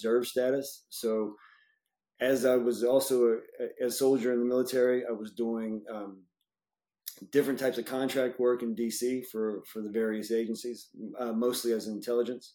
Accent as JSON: {"language": "English", "town": "Baton Rouge", "region": "Louisiana", "country": "United States", "tie": "born or raised there", "also_born_or_lived": "Atlanta, Georgia", "moved": "as an adult", "said": "I was born and raised in Louisiana, Baton Rouge, Louisiana"}